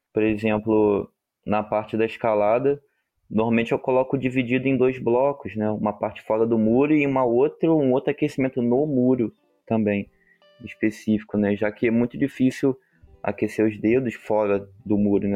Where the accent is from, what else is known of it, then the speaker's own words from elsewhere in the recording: Rio de Janeiro, Brazil; eu sou do Rio de Janeiro